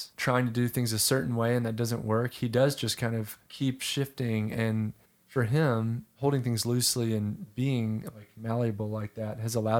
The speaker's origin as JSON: {"language": "English", "region": "North Carolina", "country": "United States", "tie": "born or raised there", "also_born_or_lived": "Nashville, Tennessee", "moved": "as an adult", "lives_now": "Charlottesville, United States"}